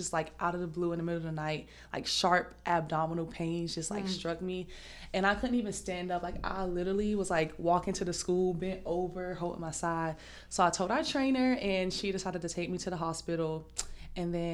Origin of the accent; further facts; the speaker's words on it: Southeast Georgia, United States; moved away as an adult; I am from Southeast Georgia